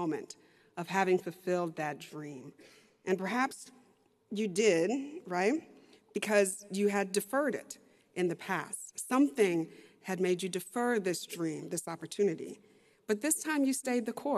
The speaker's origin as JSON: {"language": "English", "region": "Texas", "country": "United States", "said": "I'm a lawyer, I'm a professor, and I'm from Texas"}